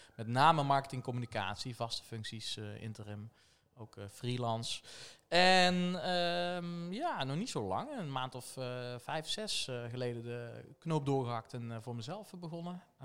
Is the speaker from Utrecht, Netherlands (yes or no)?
no; Tilburg, North Brabant, Netherlands; geboren en getogen in Tilburg. Dus wel te horen